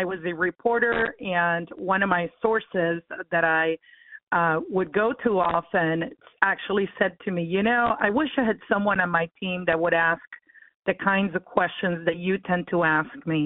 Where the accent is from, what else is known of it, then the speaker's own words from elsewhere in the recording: Cuba; now in United States; I was born in Cuba. I'm actually a Cuban-American. And yeah, so my kids are first generation, but I am an immigrant